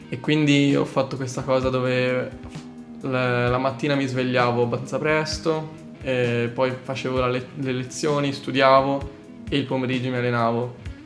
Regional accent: Calci, Tuscany, Italy; moved away as an adult; vengo da Pisa eh, in realtà da un piccolo paesino in provincia di Pisa che si chiama Calci

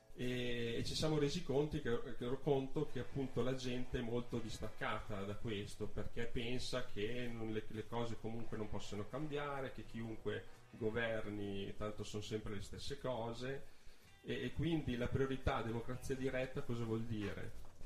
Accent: Milan, Lombardy, Italy; now in Trento, Italy; sono nato a Milano, quindi non sono trentino di nascita, ma ci vivo da una quindicina d'anni.

